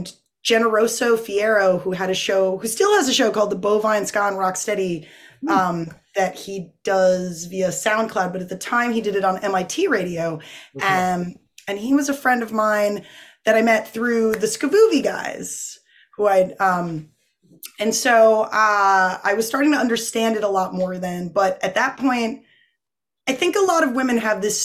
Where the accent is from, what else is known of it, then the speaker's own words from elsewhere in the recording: North Kingstown, Rhode Island, United States; also born or lived in Boston; I was born in North Kingstown, Rhode Island. Grew up there.